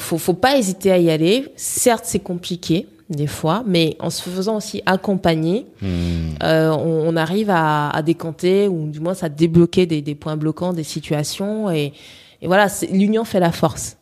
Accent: Gabon; je suis gabonaise

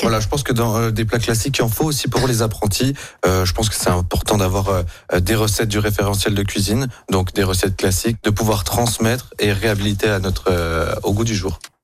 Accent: Gérardmer, Grand Est, France; now in Lyon, France; je viens de Gérardmer, dans les Vosges.

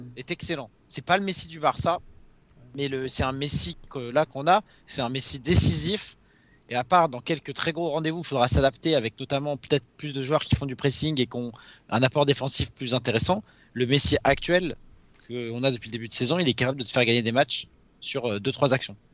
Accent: Paris, Île-de-France, France; je suis parisien

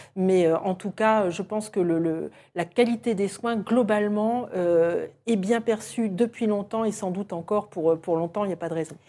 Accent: France

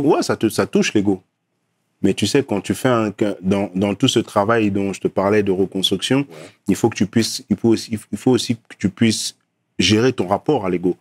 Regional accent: Paris, Île-de-France, France; moved away as an adult; also born or lived in Cameroon / Nanterre; now in Côte d'Ivoire; j'ai grandi à Paname j'ai une certaine culture

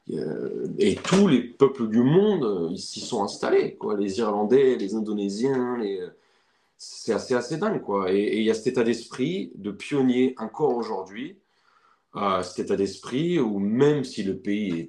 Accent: France; now in United States; quand j'ai quitté la France, c'est là que j'ai senti le déchirement profond.

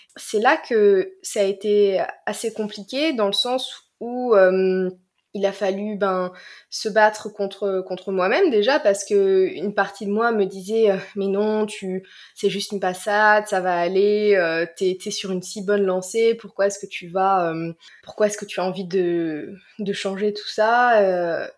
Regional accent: Marseille, Provence-Alpes-Côte d'Azur, France; moved away as an adult; also born or lived in Washington; je viens du sud de la France, de, de Marseille

